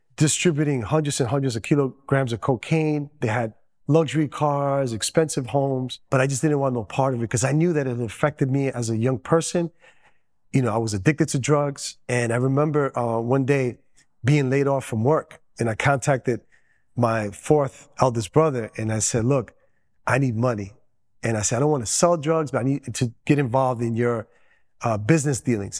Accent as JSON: {"language": "English", "town": "New York City", "region": "New York", "country": "United States", "tie": "born or raised there", "also_born_or_lived": "Dominican Republic", "first_language": "Spanish", "second_language": "English", "said": "growing up in New York City, such a diverse community in Queens"}